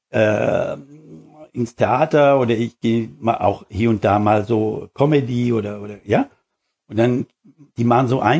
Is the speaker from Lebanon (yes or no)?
no; Switzerland; now in Germany; Ja, nee, nee, ich habe meine Kontakte im Großen und Ganzen erhalten in der Schwei